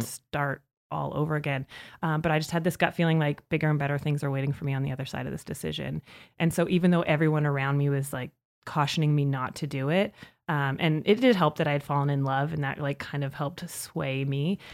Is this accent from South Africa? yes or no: no; Saskatchewan, Canada; moved away as an adult; now in Calgary, Canada; I grew up in Saskatchewan